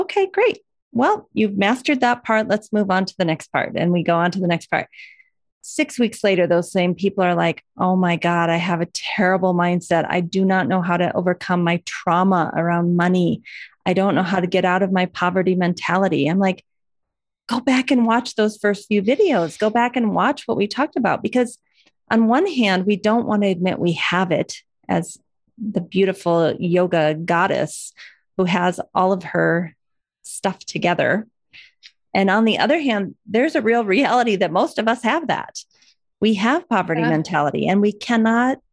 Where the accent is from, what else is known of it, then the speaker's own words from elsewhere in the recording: Iowa, United States; growing up in Iowa